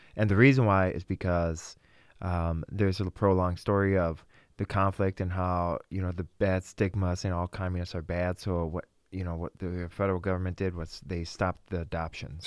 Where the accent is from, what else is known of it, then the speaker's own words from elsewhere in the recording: Vladikavkaz, North Ossetia–Alania, Russia; now in Wisconsin, United States; I was born in Vladikavsk, Russia.